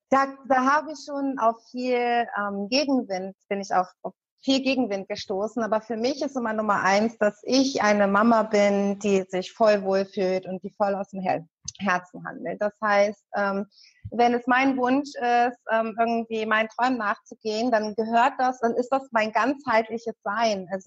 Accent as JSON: {"language": "German", "town": "Hanover", "region": "Lower Saxony", "country": "Germany", "said": "also ich komme zwar aus Hannover und habe auch viele Jahre in Hannover gelebt, aber als ich dann mit den Kindern"}